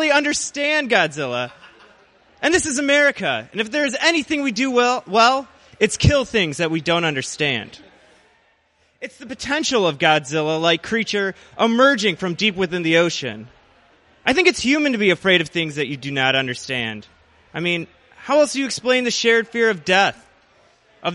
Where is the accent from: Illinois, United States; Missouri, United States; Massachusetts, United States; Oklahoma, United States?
Illinois, United States; Joliet; also born or lived in Chicago; I was born in Joliet, Illinois. It's a suburb/garbage dump, about 45 minutes outside of the city. And I've spent about the past 6 years living in Chicago